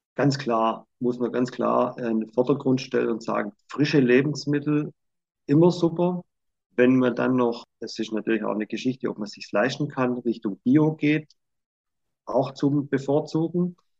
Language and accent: German; Swabia, Germany; ich bin halt Schwabe